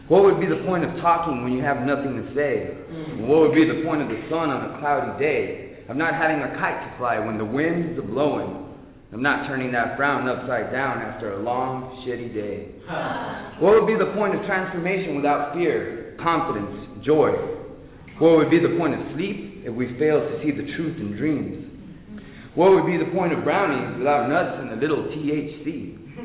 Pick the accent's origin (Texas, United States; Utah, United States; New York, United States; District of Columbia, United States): Texas, United States; El Paso; now in Arlington, United States; I'm originally from El Paso. Live in Arlington